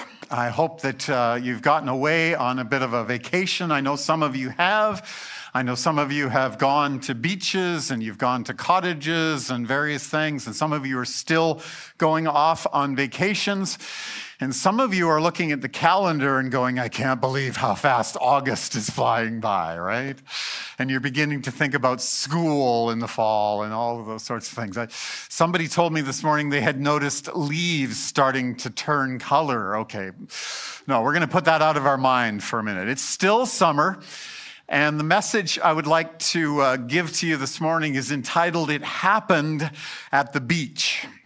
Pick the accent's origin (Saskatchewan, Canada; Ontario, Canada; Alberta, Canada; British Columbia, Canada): Alberta, Canada; I grew up in South Central Alberta where we don't have great beaches.